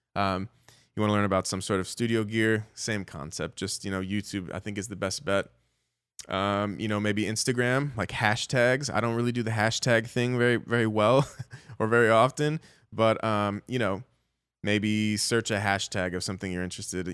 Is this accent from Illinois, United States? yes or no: yes; Chicago, Illinois, United States; I grew up in Chicago